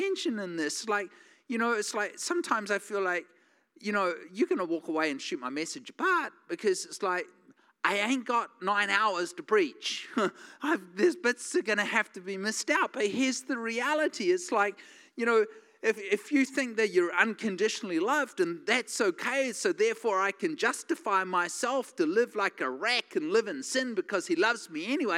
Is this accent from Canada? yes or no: no; New Zealand; now in United States